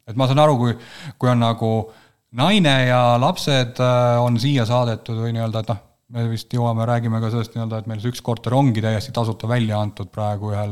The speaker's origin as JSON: {"language": "Estonian", "region": "Ida-Viru County", "country": "Estonia", "said": "ma olen Ida-Virumaalt pärit, siis ma nii-öelda midagi ikka tönkan seal"}